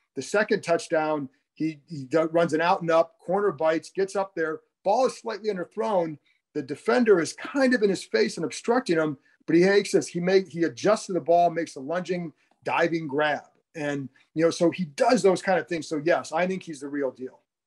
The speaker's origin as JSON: {"language": "English", "town": "Cleveland", "region": "Ohio", "country": "United States", "tie": "born or raised there", "moved": "yes", "said": "I grew up in the Cleveland area"}